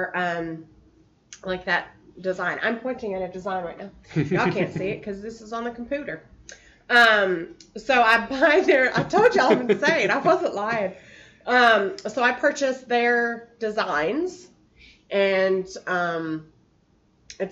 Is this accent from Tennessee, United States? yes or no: yes; Gallatin, Tennessee, United States; also born or lived in Arlington, Virginia; grew up in Gallatin, Tennessee, which is just a touch above Nashville